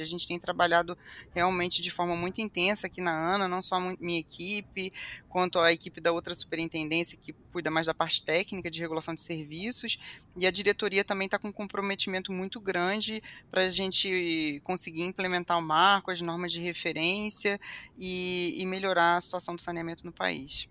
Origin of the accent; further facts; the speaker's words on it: Niterói, Rio de Janeiro, Brazil; eu sou de Niterói